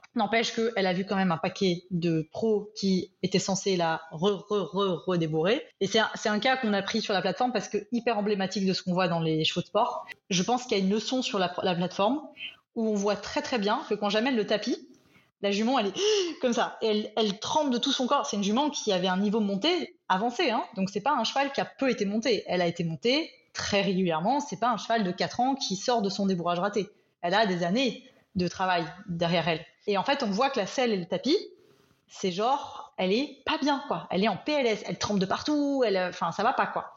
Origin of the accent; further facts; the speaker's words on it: France; moved away as an adult; now in Belgium; je suis française, mais expatriée en Belgique depuis une dizaine d'années